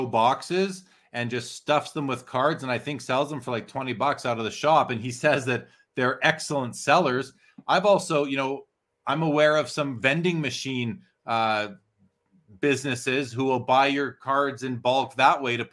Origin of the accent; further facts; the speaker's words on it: Canada; a Canadian who's been setting up that show for 17 years now